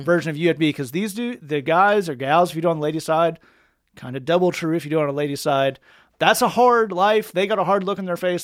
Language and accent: English; Tennessee, United States; I'm from Tennessee.